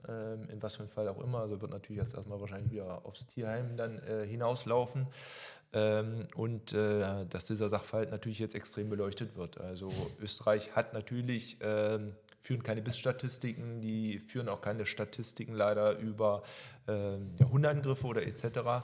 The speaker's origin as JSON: {"language": "German", "country": "Germany", "said": "hier bei uns in Deutschland"}